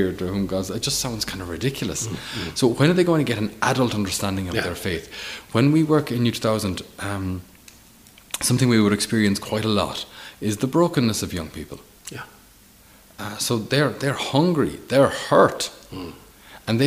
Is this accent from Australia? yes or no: no; Ireland; As an Irish person